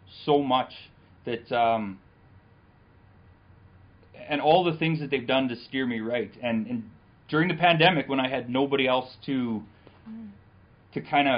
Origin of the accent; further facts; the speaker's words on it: Selkirk, Manitoba, Canada; I was born in Selkirk.